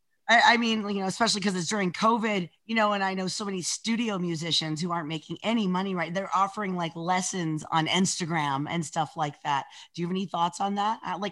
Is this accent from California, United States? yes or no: yes; Los Angeles, California, United States; I grew up in Los Angeles going to see